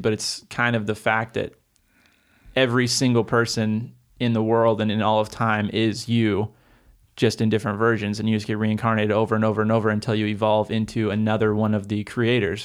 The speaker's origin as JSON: {"language": "English", "region": "Oregon", "country": "United States", "tie": "born or raised there", "said": "I grew up in Oregon."}